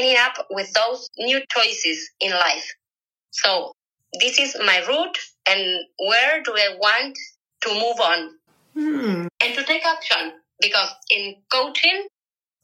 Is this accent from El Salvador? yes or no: no; Uruguay; I'm from Uruguay. I live in Montevideo.